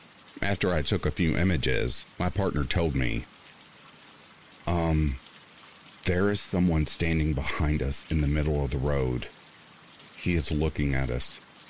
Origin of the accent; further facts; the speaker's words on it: Orange County, California, United States; I grew up in Orange County, California.